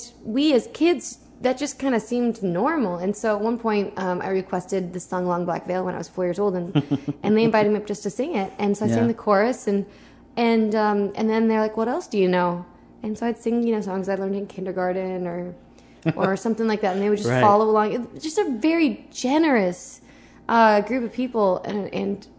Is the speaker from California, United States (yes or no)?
yes; Southern California, United States; I grew up in Southern California